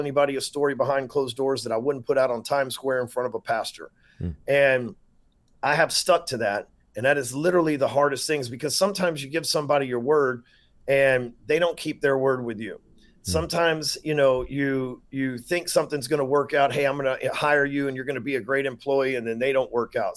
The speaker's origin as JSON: {"language": "English", "region": "Texas", "country": "United States", "said": "I'm from Texas."}